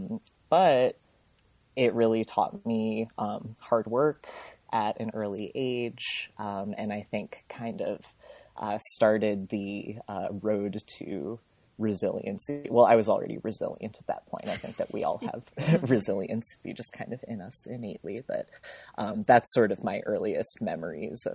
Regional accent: Rhode Island, United States; also born or lived in Minnesota; I was born in Minnesota, really cold. I lived there at the beginning of my life before my parents moved me to Rhode Island

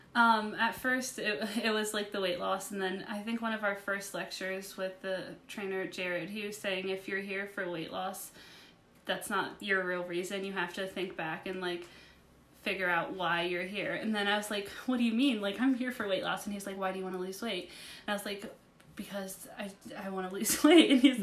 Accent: West Virginia, United States; I'm from West Virginia

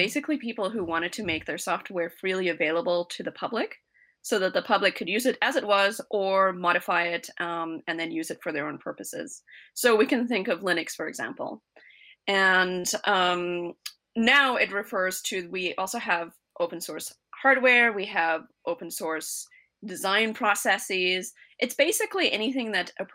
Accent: South Africa; moved away; I was born in South Africa, and I grew up out in the middle of the African bush

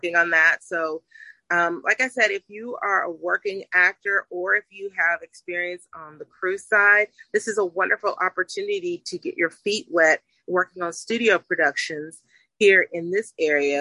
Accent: West Virginia, United States; I'm from West by God, Virginia. So I'm a country girl

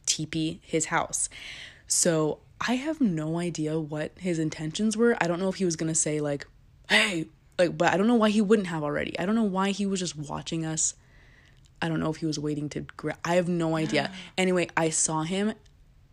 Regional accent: Northern California, United States; moved away; we're from Northern California, and our extended family still lives there

